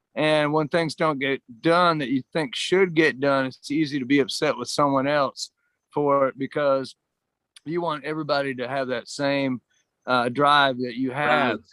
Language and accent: English; Georgia, United States; moved away; also born or lived in Austin, Texas; I'm from Georgia